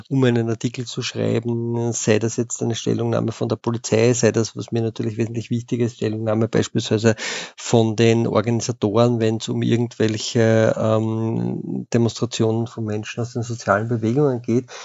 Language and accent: German; Vienna, Austria; Und wenn man sich als, als Wiener mit Fanpolitik und extremer Rechter beschäftigt, dann kommt man natürlich unweigerlich zu den zwei Wiener Großclubs